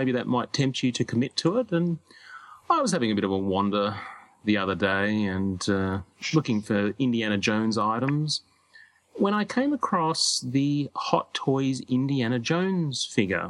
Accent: Australia

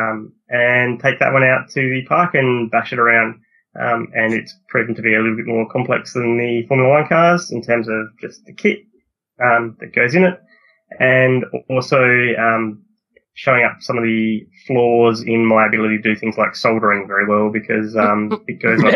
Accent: South Australia, Australia; I'm from South Australia.

